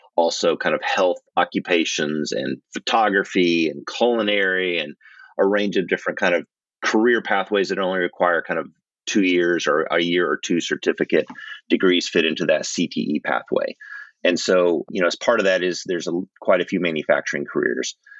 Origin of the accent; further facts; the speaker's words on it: Oklahoma, United States; I grew up in Oklahoma